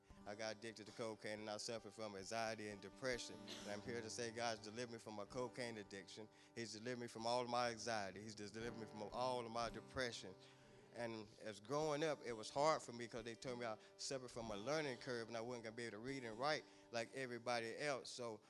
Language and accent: English; Kannapolis, North Carolina, United States; I'm 42 years old. I'm from Kannapolis, North Carolina.